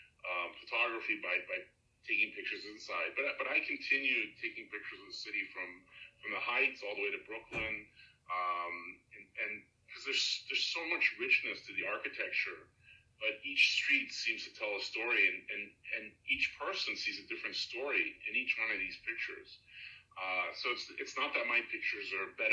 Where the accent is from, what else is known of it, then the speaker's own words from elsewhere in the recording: Belgium; now in New York, United States; I was born in Europe.